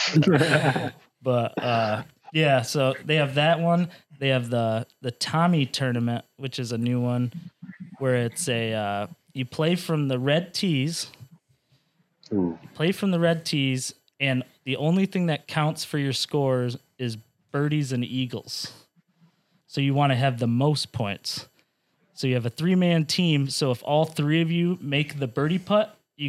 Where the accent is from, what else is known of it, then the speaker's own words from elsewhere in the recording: Harrison, Michigan, United States; I'm from Harrison